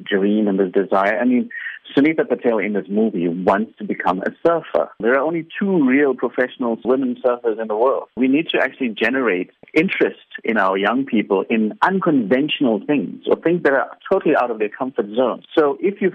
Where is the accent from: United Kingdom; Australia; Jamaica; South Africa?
South Africa; Durban, KwaZulu-Natal; now in Johannesburg, South Africa; I was born in Durban myself.